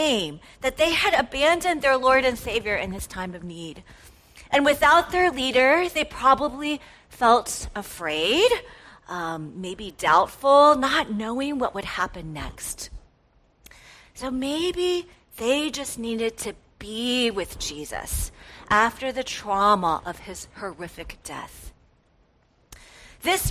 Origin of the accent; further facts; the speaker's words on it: Atlanta, Georgia, United States; moved away as an adult; now in Wheaton, United States; I was born and raised in Atlanta